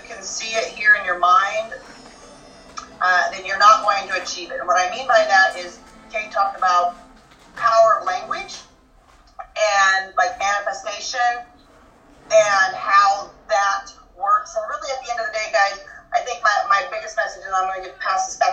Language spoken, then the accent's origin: English; Idaho, United States; I grew up in Idaho. I grew up on a farm where we raised all of our own meat